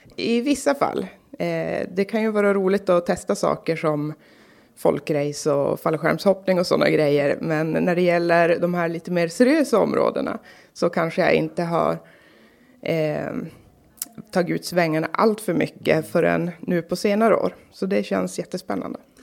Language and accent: Swedish; Karlsborg, Norrbotten County, Sweden; also born or lived in Kalix; Jag är född i Kalix. Jag bor, eller är uppvuxen i Karlsborg. Eh, bor nu i Kalix på nytt